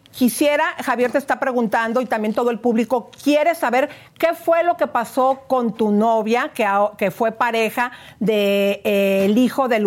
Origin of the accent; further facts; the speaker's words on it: Brazil; moved away; Eh, no, brasileña.